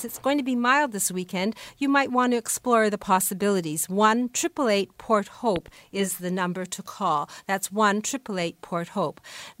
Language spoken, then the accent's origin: English; Canada; we're Canadian